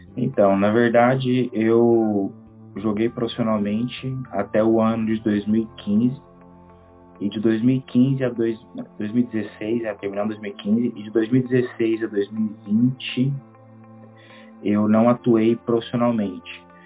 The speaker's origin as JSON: {"language": "Portuguese", "town": "Caldas Novas", "region": "Goiás", "country": "Brazil", "tie": "born or raised there", "moved": "as an adult", "lives_now": "Kosovo", "said": "eu sou natural de Goiás"}